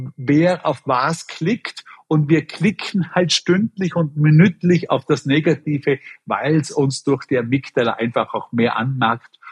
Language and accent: German; Bregenz, Vorarlberg, Austria; moved away; nach Bregenz in meine Heimatstadt geschickt, um meine ganzen Brüder und Schwestern zu interviewen